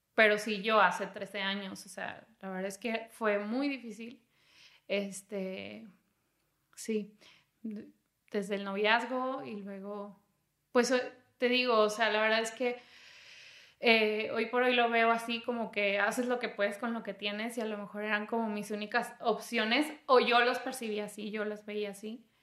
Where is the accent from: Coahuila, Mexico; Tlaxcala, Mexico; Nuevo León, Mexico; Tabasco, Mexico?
Coahuila, Mexico; Torreón; moved away as an adult; also born or lived in Chiapas / Mexico City; me fui de Torreón